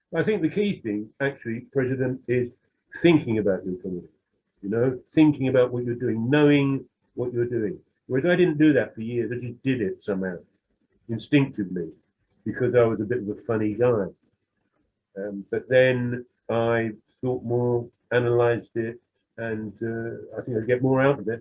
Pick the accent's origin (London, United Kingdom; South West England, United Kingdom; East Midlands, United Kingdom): London, United Kingdom; I'm some some white working class bloke who comes from a bit of a criminal background in the East End